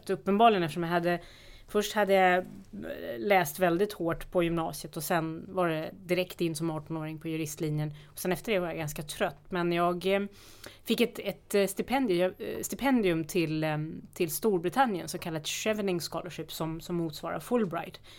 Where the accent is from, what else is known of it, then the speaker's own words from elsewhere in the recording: Sollentuna, Stockholm County, Sweden; Sollentuna, jag är uppvuxen